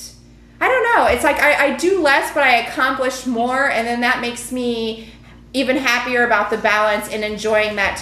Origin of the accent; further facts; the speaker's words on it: New York City, New York, United States; moved away; also born or lived in Europe; I'm from New York City originally